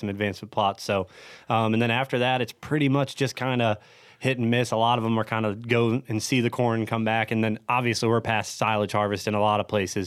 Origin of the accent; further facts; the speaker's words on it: Ohio, United States; I'm born and raised in Ohio